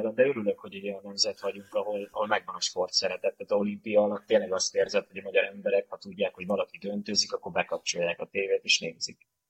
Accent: Budapest, Hungary; a tizenötödik kerülethez, ahol felnőttem

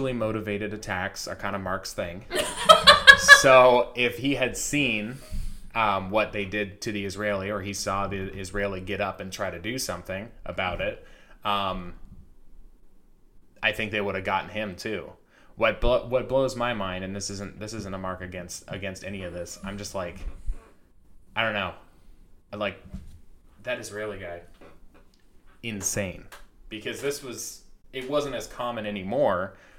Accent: Canada; Where we grew up in Canada

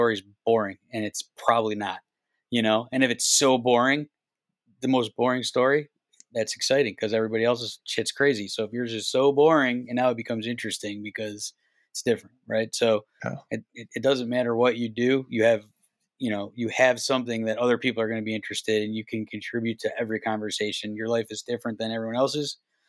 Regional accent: Cleveland, Ohio, United States; I was a kid from Cleveland that like doesn't take anybody's shit.

